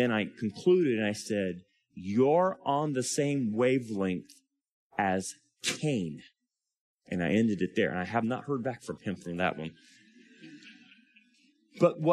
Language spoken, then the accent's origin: English; California, United States; I'm from California